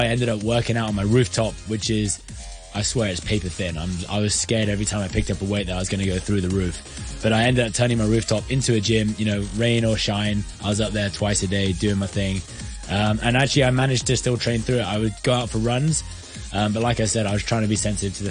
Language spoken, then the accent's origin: English; Hong Kong